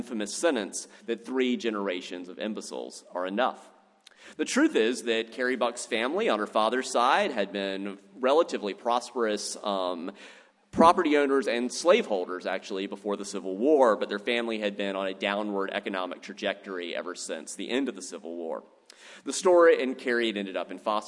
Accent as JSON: {"language": "English", "region": "South Carolina", "country": "United States", "said": "I'm from South Carolina"}